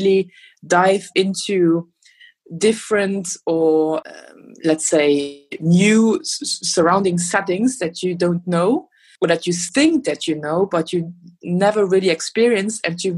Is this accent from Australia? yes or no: no; Luxembourg; now in Berlin, Germany; I'm originally from Luxembourg